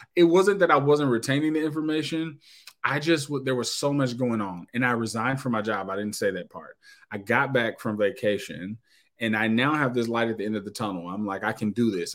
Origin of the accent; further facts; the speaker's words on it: Knoxville, Tennessee, United States; moved away as an adult; now in Indianapolis, United States; I was born in Knoxville, Tennessee, and um, so I will tell you that I'm 39 years old. So you know, I ain't I ain't a spring chicken, but um, so I was in Knoxville for uh, 37 plus years. Uh, born and raised